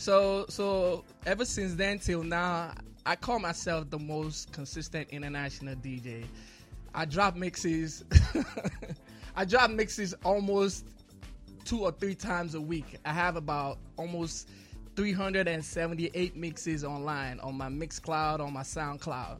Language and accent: English; Nigeria; now in Chicago, United States; growing up in Nigeria, you know, Nigeria being being the people that we are